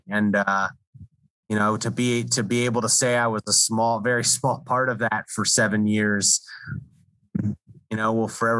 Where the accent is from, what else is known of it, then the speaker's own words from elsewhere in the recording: Washington, District of Columbia, United States; stories for the Washington Post magazine. I got to do a lot of different things there and work at, my hometown paper.